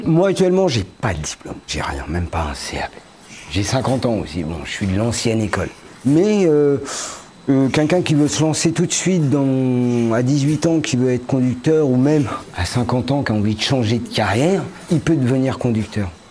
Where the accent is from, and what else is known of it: Paris region, Île-de-France, France; moved away as an adult; now in Morbihan, France